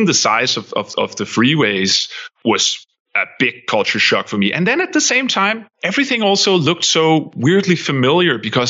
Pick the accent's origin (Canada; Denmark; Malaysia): Denmark; moved away as an adult; also born or lived in Copenhagen; now in United States; I'm from Denmark